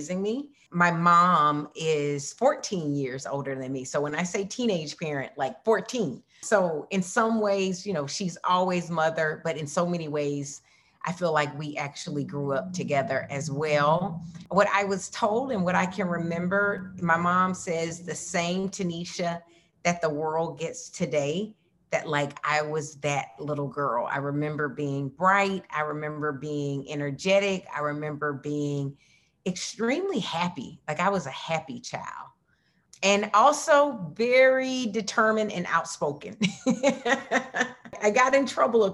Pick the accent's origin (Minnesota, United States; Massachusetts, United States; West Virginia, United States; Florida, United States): Florida, United States; Marianna; I was born in Marianna, Florida, which is a small town in the panhandle of Florida